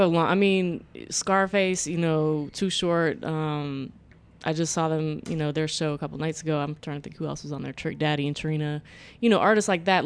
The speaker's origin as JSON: {"language": "English", "region": "Florida", "country": "United States", "tie": "born or raised there", "said": "I grew up in Florida"}